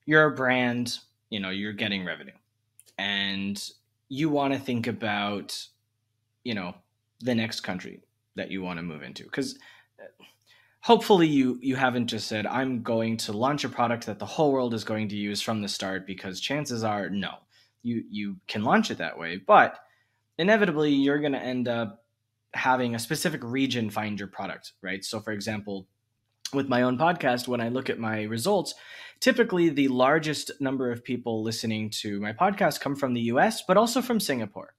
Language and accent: English; United States